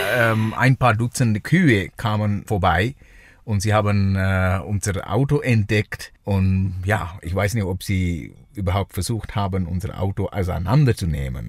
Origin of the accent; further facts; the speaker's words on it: Sri Lanka; German is a second language; now in Switzerland; ich komme aus Sri Lanka äh, ursprünglich